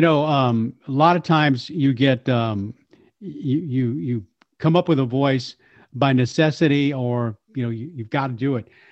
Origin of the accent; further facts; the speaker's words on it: Texas, United States; as a Texan